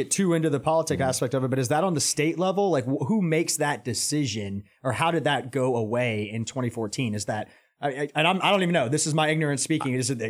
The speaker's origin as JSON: {"language": "English", "town": "Atlanta", "region": "Georgia", "country": "United States", "tie": "born or raised there", "said": "I grew up in Atlanta, and I mean, not a week goes by that somebody is taking a picture of, oh, this is filming, and this is filming."}